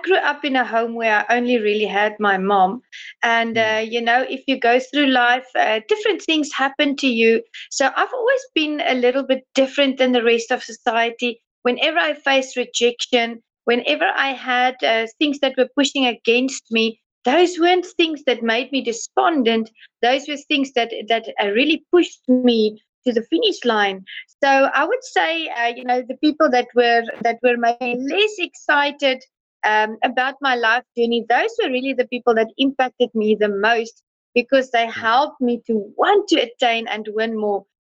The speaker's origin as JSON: {"language": "English", "country": "South Africa", "said": "I come from South Africa"}